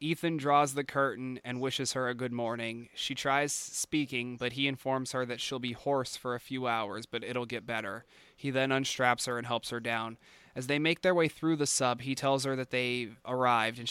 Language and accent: English; United States; I'm American